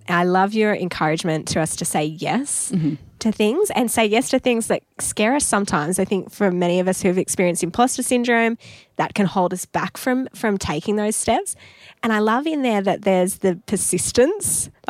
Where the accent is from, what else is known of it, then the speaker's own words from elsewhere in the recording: Newcastle, New South Wales, Australia; when you're in Newcastle in my hometown, you do need to eat Uprising's beautiful baked deliciousness.